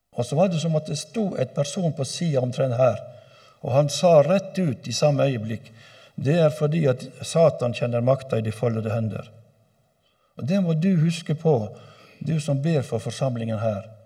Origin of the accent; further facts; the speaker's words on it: Øygarden, Vestland, Norway; hjemme i Øygarden, der jeg kommer ifra